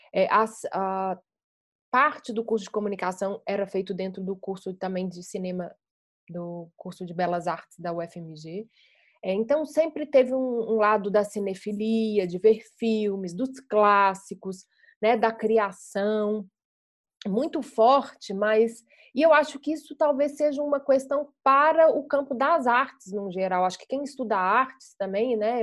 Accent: Belo Horizonte, Minas Gerais, Brazil; eu sou mineira de Belo Horizonte, né, e construí a minha carreira em cinema aqui

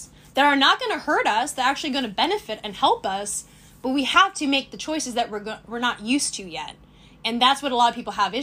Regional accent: Sonoma County, California, United States; I grew up in Sonoma County

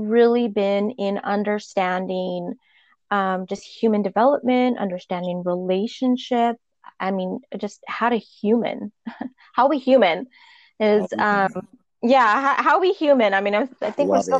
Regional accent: Albuquerque, New Mexico, United States; moved away as an adult; now in Newport Beach, United States; I'm originally from Albuquerque, New Mexico, and I currently live in Newport Beach, California. I've been here for about 20 years

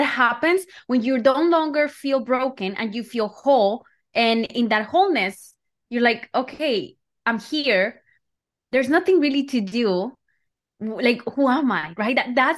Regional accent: Colombia; Yeah, so I feel like I grew up in Colombia

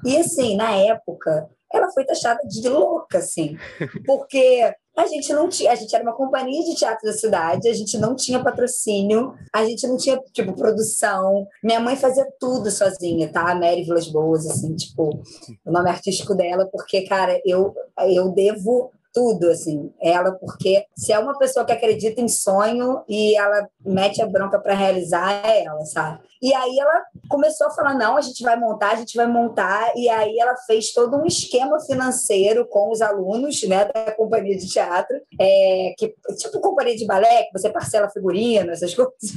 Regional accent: Cantagalo, Rio de Janeiro, Brazil; also born or lived in Niterói, Rio de Janeiro; eu, apesar de ter nascido em Niterói, Rio de Janeiro, eu fui criada na minha infância muito em Cantagalo

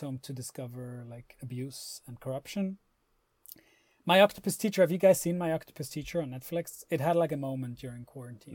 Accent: Switzerland; Growing up in Switzerland

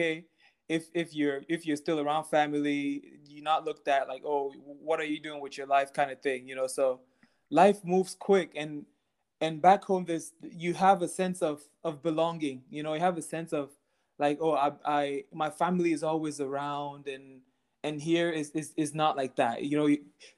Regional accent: Texas, United States; I mean, I grew up in Texas playing a lot of soccer.

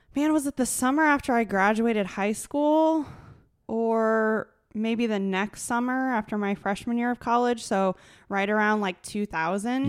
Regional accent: small town Iowa, United States; I'm from small town Iowa

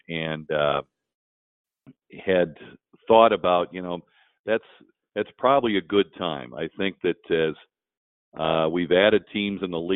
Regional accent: Dayton, Ohio, United States; I was growing up in Dayton, Ohio

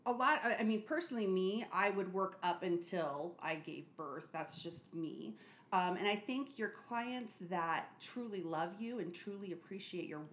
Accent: Arizona, United States; also born or lived in California; I was born in California, but raised here in Arizona, so I don't have, like, an accent

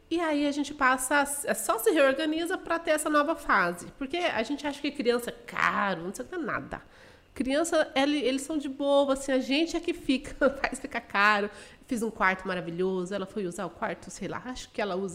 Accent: Dourados, Mato Grosso do Sul, Brazil; also born or lived in Guarulhos; eu sou de Guarulhos, São Paulo, nasci lá, porém a minha família veio para Mato Grosso do Sul, eu ainda era criança, eu tinha seis anos mais ou menos.

